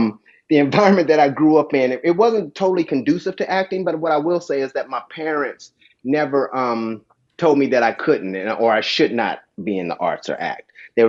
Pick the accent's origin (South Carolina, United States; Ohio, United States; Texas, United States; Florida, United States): Ohio, United States; Dayton; I grew up in Dayton, Ohio. I'm the oldest of five children